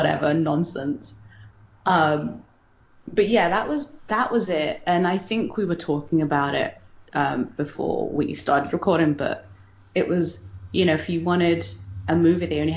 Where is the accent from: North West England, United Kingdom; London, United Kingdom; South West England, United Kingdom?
London, United Kingdom; I grew up in South London in an area called Tooting